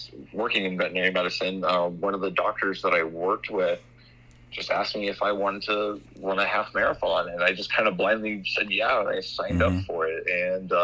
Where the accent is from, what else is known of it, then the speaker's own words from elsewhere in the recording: Orlando, Florida, United States; also born or lived in Cocoa Beach, Florida; now in Montana, United States; I grew up in Florida, originally around like Orlando and Cocoa Beach area.